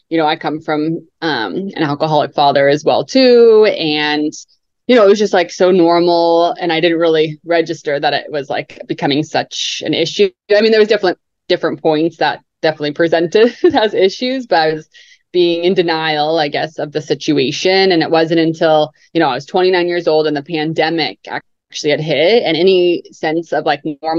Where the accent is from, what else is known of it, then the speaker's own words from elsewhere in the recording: Utah, United States; also born or lived in Salt Lake City, Utah / Mount Pleasant, Utah; I was born in Salt Lake City, Utah